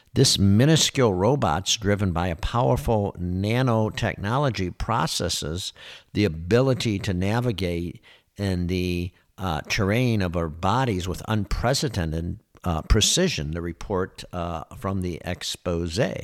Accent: Michigan, United States; moved away as an adult; now in Florida, United States; I was born and raised in Michigan

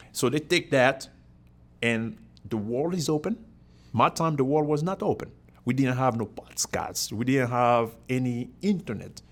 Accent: Cameroon; moved away as an adult; now in United States; I'm from Cameroon in Africa originally. So that was, uh, born and, uh, I've been in the U S for twenty-one years

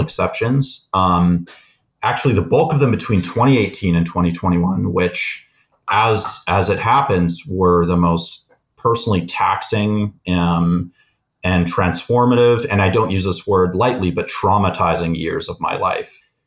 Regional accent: Canada; we're both Canadian

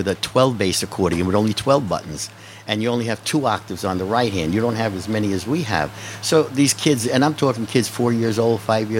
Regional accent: New York, United States; accent: New York; moved away; I'm originally from New York.

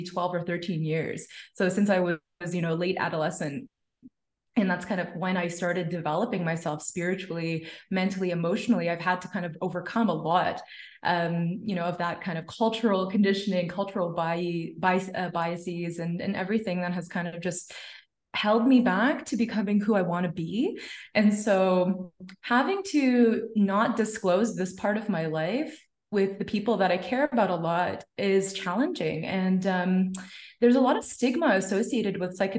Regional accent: Canada; My parents are immigrants. They came from Punjab and I was born in Canada

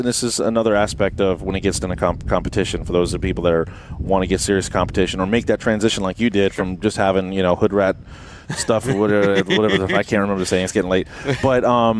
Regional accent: Miami, Florida, United States; We come from South Florida, Miami area.

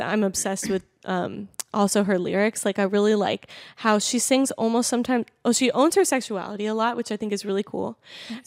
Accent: Manassas, Virginia, United States; moved away as an adult; now in Los Angeles, United States; I'm um, actually from Manassas, is like Northern Virginia

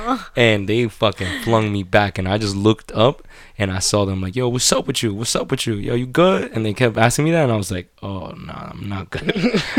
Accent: New York City, New York, United States; also born or lived in Colombia; a little Colombian kid, born and raised in Queens

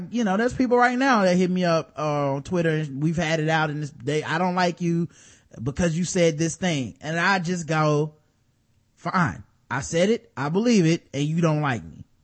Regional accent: Dallas, Texas, United States; Me being a fan too, because I'm from Dallas, I would agree.

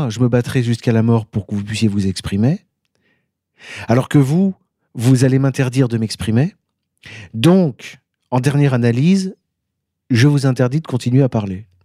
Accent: Grenoble, Auvergne-Rhône-Alpes, France; moved away; je suis vraiment Grenoblois.

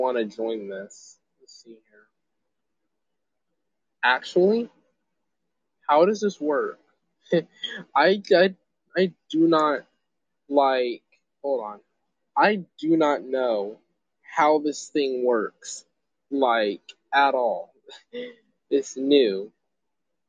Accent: Greenville, South Carolina, United States; I'm from Greenville

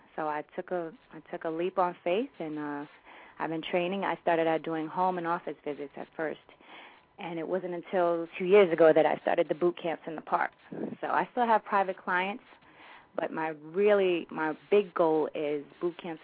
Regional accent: New York City, New York, United States; I am from Jamaica, Queens, born and raised in Queens

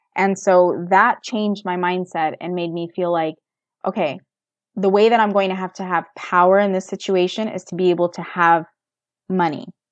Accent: United States; I was born and raised in America.

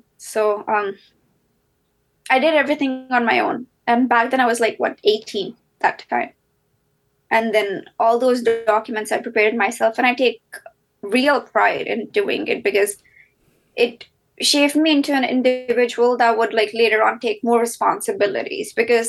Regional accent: Delhi, India; So yes, I'm Indian. I'm from South Asia, born and brought up in Delhi.

